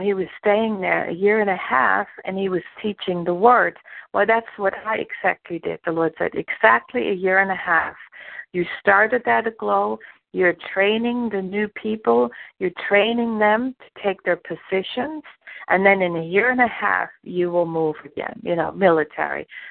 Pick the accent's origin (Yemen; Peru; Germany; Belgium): Germany; English is a second language; moved away as an adult; also born or lived in New Jersey; now in Jacksonville, United States; I grew up in Germany. I was born and raised in Germany